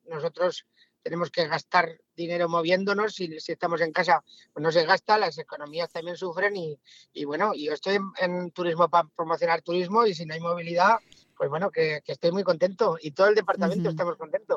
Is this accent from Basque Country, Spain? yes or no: no; Villanueva de Sijena, Aragon, Spain; como sigenense, como aragonés